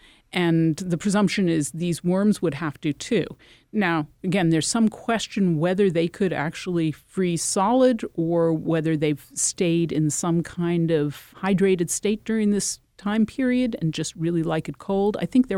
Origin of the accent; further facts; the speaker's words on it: Connecticut, United States; You know, for example, I'm from Connecticut. That's a place where this sort of thing happens.